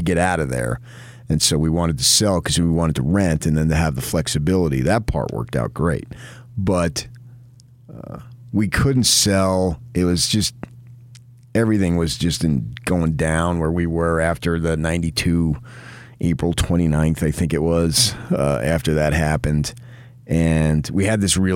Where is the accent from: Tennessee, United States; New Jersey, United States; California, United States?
New Jersey, United States; now in Utah, United States; I was born in Jersey, not Utah